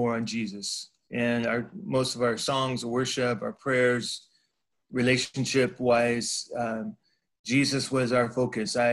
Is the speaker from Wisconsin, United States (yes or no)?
no; California, United States; I grew up in California